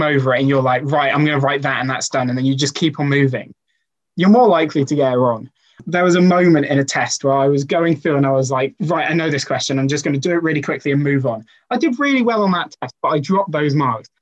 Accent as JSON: {"language": "English", "area": "Welsh", "region": "Wales", "country": "United Kingdom", "said": "as a Welshman"}